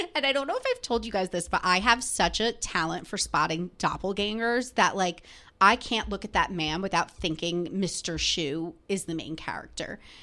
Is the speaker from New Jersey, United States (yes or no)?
yes; New Jersey, United States; moved away as an adult; now in New York City, United States; I grew up in New Jersey. So, like, right outside the city